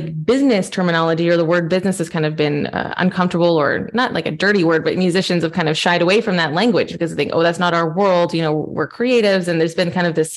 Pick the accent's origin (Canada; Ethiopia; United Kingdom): Canada; moved away as an adult; now in Europe; I'm Canadian. I'm a pianist, a classical pianist, and I moved over to Europe 10 years ago this summer.